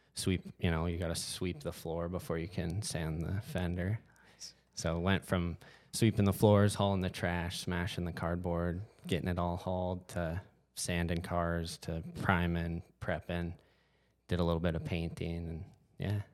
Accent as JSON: {"language": "English", "town": "Whitefish", "region": "Montana", "country": "United States", "tie": "born or raised there", "said": "born and raised Whitefish, Montana."}